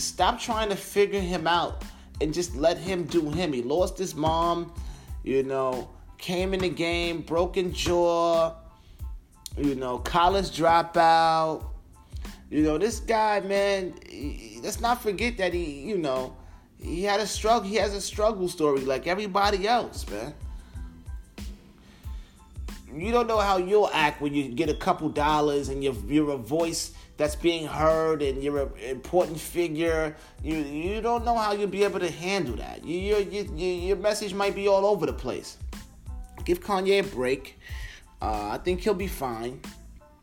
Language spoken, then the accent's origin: English; Long Island, New York, United States; I'm from Long Island